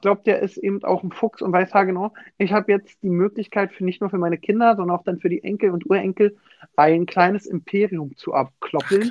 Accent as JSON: {"language": "German", "region": "Berlin", "country": "Germany", "said": "ich komme ja aus Weißensee, tiefster Osten Berlin"}